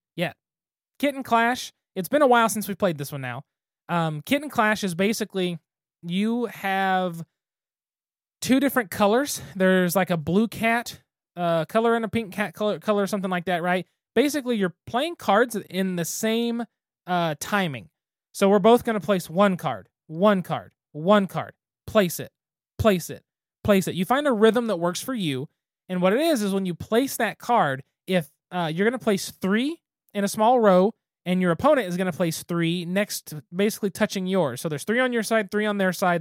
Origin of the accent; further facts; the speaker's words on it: Western Oklahoma, United States; us as kids growing up in Western Oklahoma